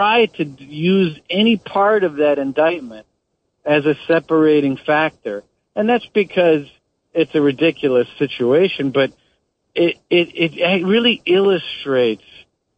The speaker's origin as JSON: {"language": "English", "region": "Wisconsin", "country": "United States", "tie": "born or raised there", "said": "I grew up in Wisconsin."}